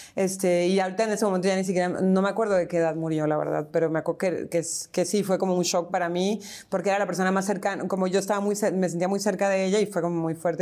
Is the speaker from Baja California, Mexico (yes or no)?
yes; Tijuana, Baja California, Mexico; moved away as an adult; also born or lived in San Diego, United States / Mexico City, Mexico; now in Buenos Aires, Argentina; cuando nos regresamos a vivir a Tijuana